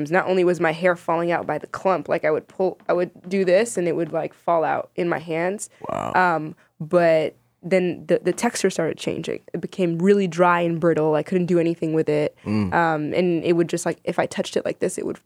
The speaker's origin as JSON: {"language": "English", "country": "Sudan", "lives_now": "United States", "said": "I am Sudanese American writer uh, and media personality."}